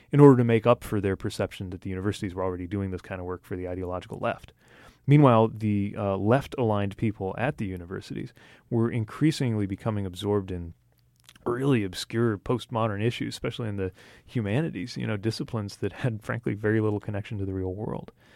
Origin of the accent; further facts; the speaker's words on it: Indiana, United States; people in my home state, i, uh, of Indiana